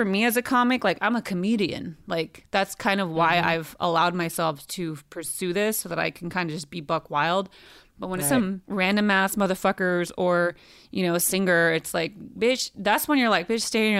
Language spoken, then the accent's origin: English; Modesto, California, United States; now in Los Angeles, United States; my hometown of Modesto.